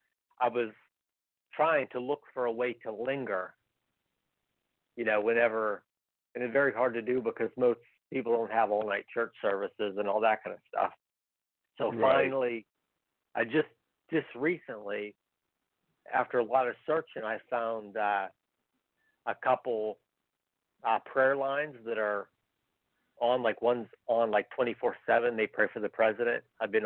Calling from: Pennsylvania, United States

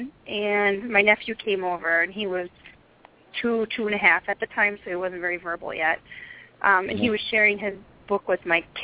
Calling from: Wisconsin, United States; I'm calling from the United States

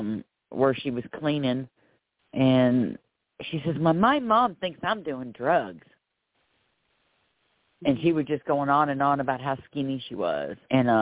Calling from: Florida, United States; I'm calling from Florida.

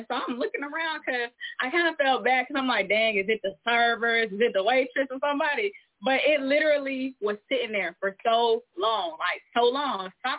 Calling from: Atlanta, Georgia, United States; Yes, I am tapping in from Georgia, and if I tell y'all the city, y'all ain't gonna know it, so I ain't gonna let y'all do me like that. So we gonna say Atlanta.

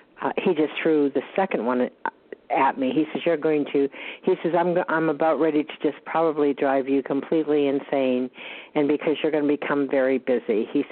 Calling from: Georgia, United States

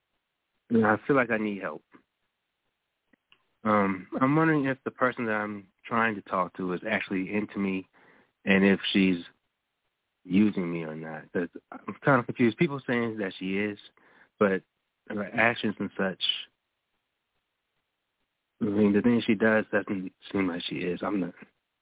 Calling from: Raleigh, North Carolina, United States; I'm calling in from Raleigh, North Carolina.

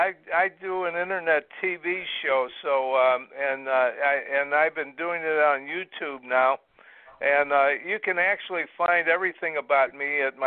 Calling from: Brevard County, Florida, United States; I'm calling from Florida. I live in Brevard County. I'm in Bill Posey's district.

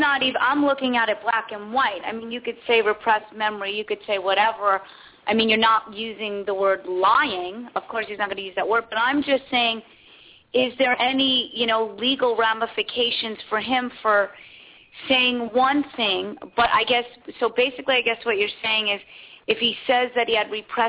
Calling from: Santa Barbara, California, United States; I'm calling from Santa Barbara.

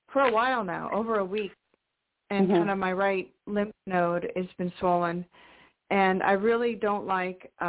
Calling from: Washington, United States; in Washington State.

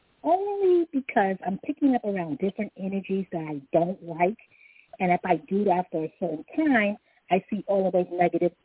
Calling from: Long Island, New York, United States; I'm calling from Long Island

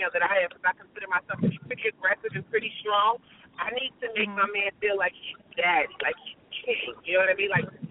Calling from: Delaware, United States; from Delaware.

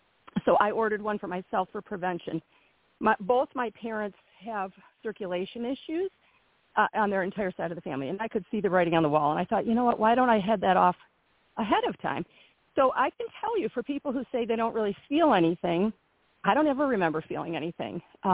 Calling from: Michigan, United States; I'm from Michigan. I also spend time in Tennessee.

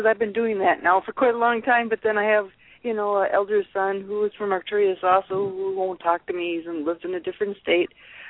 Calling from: Wisconsin, United States; from I'm from Wisconsin.

